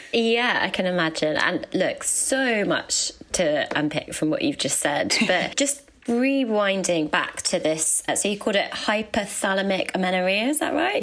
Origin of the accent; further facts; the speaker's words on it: Birmingham, West Midlands, United Kingdom; accent: Brummy; moved away; also born or lived in London; I'm from Harborne.